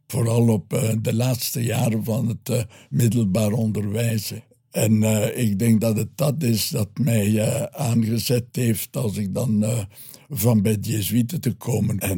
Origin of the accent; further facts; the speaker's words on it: Ghent, Flanders, Belgium; ik ben een Gentenaar.